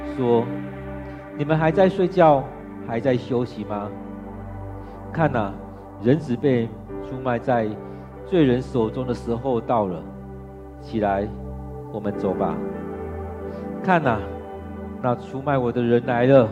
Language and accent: Chinese; Taiwan; 尤其我们台湾人，尤其台湾的男人